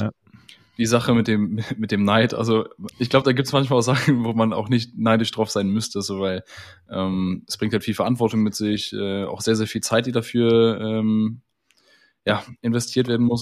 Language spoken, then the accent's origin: German; near Düsseldorf, North Rhine-Westphalia, Germany; komme gebürtig aus der Nähe von Düsseldorf, wohne auch hier